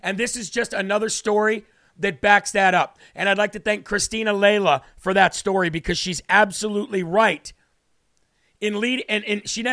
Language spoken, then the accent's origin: English; Illinois, United States; I'm from Illinois